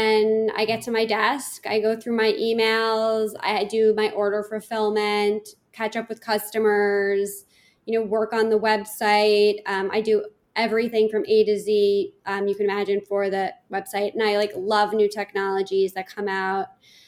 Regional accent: New York City, New York, United States; I grew up in Manhattan, and my mom put me in finger painting classes at the Met.

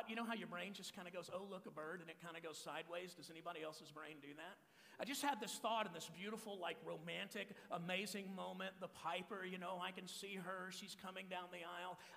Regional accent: Texas, United States; now in Phoenix, United States; I'm from Texas. Uh, I was born and raised in Texas. Uh, I've been in Arizona now for over 18 years, pastor in this church in the East Valley of Phoenix called Sun Valley.

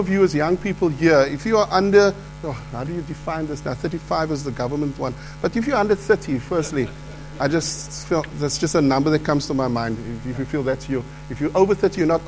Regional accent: Cape Town, Western Cape, South Africa; Part of my life was growing up in the Cape Flats

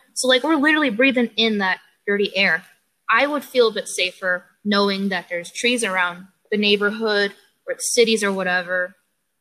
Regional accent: Chicago, Illinois, United States; I am from Chicago. I am in the urban life, city life, 100% city girl

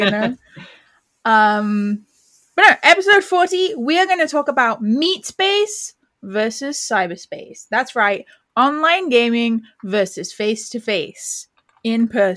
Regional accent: United Kingdom; We're British

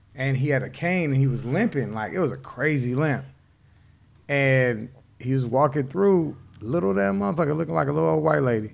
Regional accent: United States

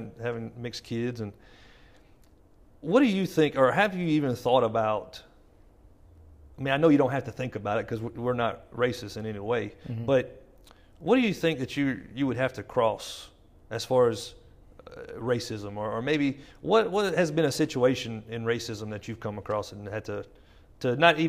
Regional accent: Jennings, United States; we grew up in Jennings

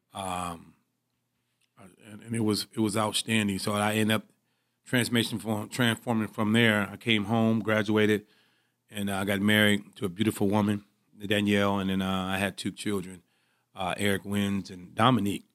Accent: Pontiac, Michigan, United States; I'm from Pontiac, Michigan. I played at, uh, Pontiac Northern High School.

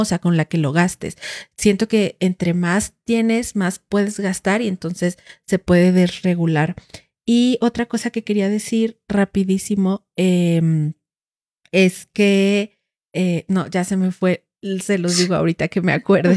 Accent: Huehuetán, Mexico; yo en el pueblo crecí viendo en Huehuetán eh, el pueblo

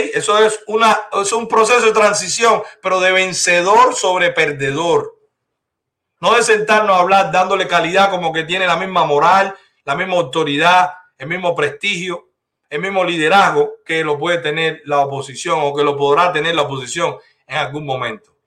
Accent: Cuba; now in Dominican Republic; somos los cubanos

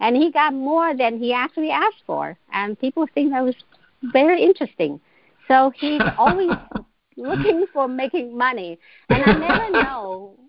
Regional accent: China; I was born and raised in China

